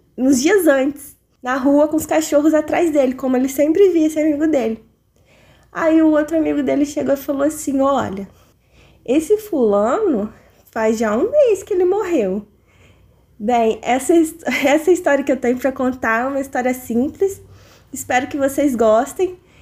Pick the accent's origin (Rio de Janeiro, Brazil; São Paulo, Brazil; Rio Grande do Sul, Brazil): Rio de Janeiro, Brazil; interior of; eu sou do interior do Rio de Janeiro